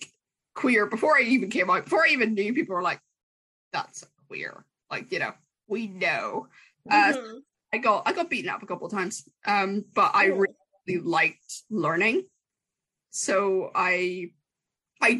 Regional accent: Ireland; I'm Irish

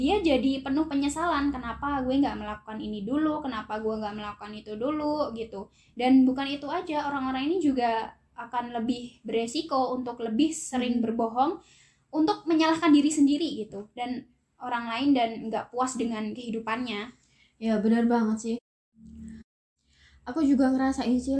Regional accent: Sragen, Central Java, Indonesia; dari Seragen ya salam kenal uh, kan aku dari Seragen terus dapat temen dari Ngawi gitu dan Ngawinya tuh deketan gitu

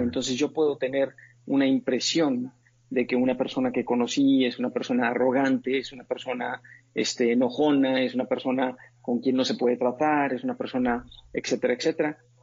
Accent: Monterrey, Nuevo León, Mexico; also born or lived in Montreal / New York; yo nací en Monterrey, Nuevo León en una familia es muy bonita

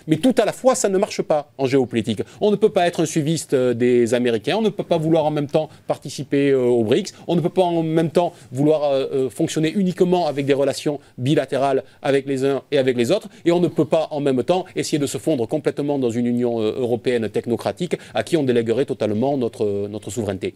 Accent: France; en tant que, en tant que Français

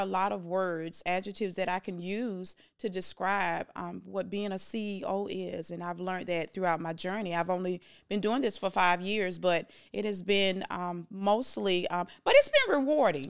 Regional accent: Jacksonville, Florida, United States; moved away; I'm from Jacksonville, Florida

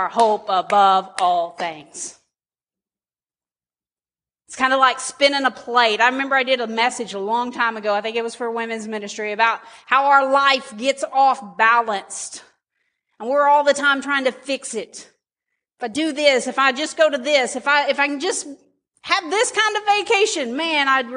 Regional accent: United States; I'm an American

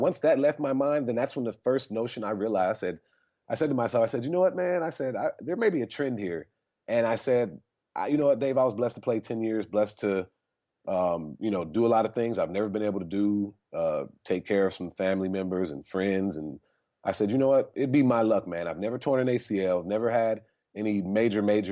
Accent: California, United States; I'm from California. We have a lot of earthquakes

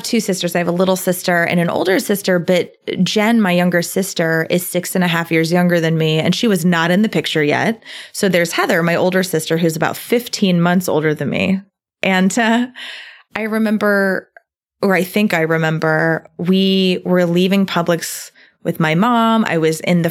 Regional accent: Englewood, Florida, United States; moved away; I am from Englewood, Florida. It is a super small town, a small little beach town

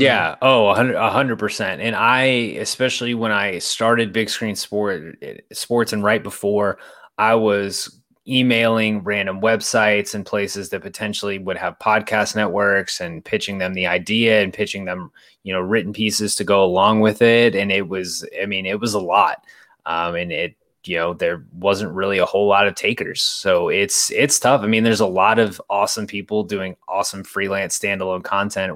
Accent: Boerne, Texas, United States; also born or lived in Odessa, Texas; I grew up in San Antonio, just outside of San Antonio, in a suburb called Bernie

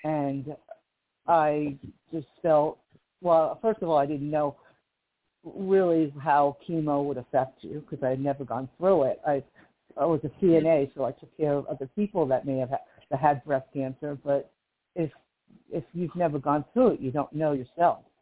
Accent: Livingston, New Jersey, United States; now in Kern County, California, United States; I'm from Livingston, New Jersey, originally, which is on the East Coast

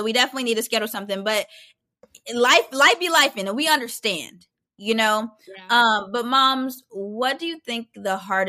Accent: Arizona, United States; And I was like, oh, this is great, because I'm from Arizona.

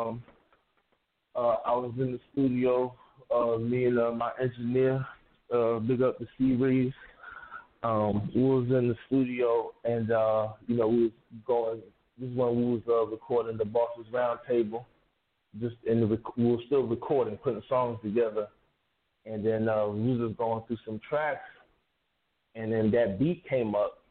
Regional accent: Palm Beach, Florida, United States; moved away; also born or lived in Atlanta; back home to South Florida where we're from. I'm from Palm Beach

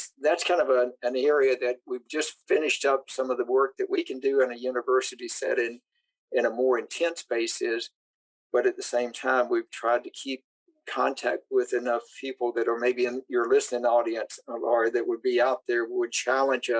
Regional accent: Tennessee, United States; I grew up in Tennessee

